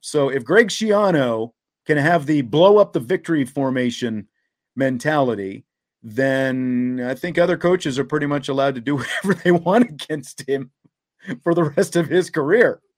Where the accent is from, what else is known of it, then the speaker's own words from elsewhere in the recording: Kansas, United States; I grew up in Kansas